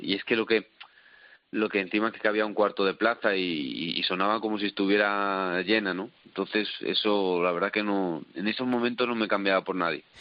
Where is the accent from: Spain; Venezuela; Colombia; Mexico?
Spain; Salamanca, Castile and León